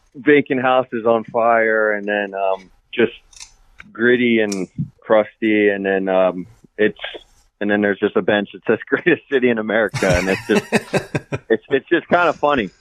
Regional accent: Catonsville, Maryland, United States; I grew up in Catonsville

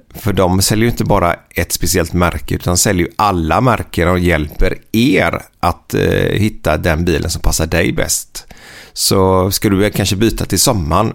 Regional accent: Gothenburg, Västra Götaland, Sweden; born or raised there

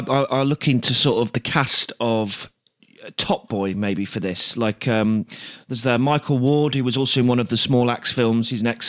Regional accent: Loughborough, East Midlands, United Kingdom; Loughborough, that is my hometown

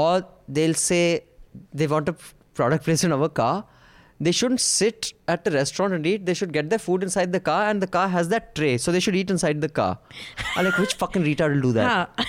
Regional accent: India

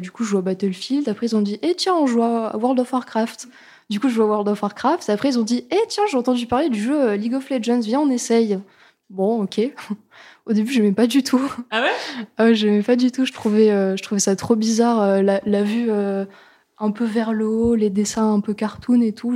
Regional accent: Lorraine, Grand Est, France; je viens de Lorraine

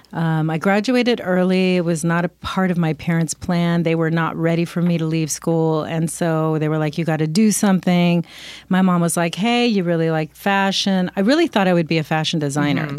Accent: Los Angeles, California, United States; also born or lived in Glendale, California / Manhattan Beach, California; I was born in L.A.

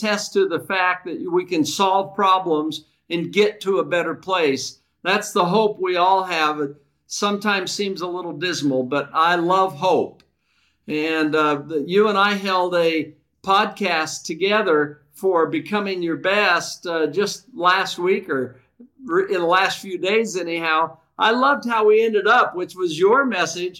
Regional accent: Vallejo, California, United States; I was raised in the San Francisco Bay Area.

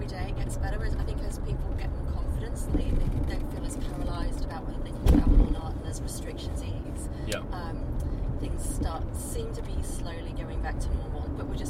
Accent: Manchester, North West England, United Kingdom; Originally, I'm actually from Manchester, but I lived in the southeast. That's why I don't have the broad Mancunian accent.

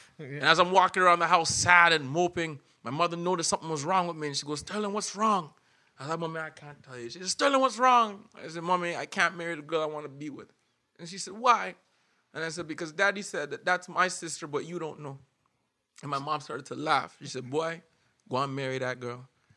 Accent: Scarborough, Ontario, Canada; moved away as an adult; now in Edmonton, Canada; I am in my hometown of Scarborough, Ontario

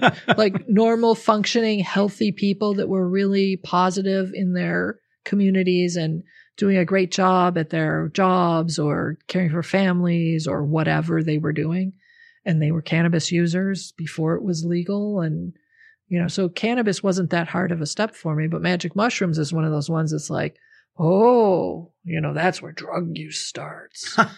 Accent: the North, United States; I grew up in the North. My family's from the North. We're all Northern people.

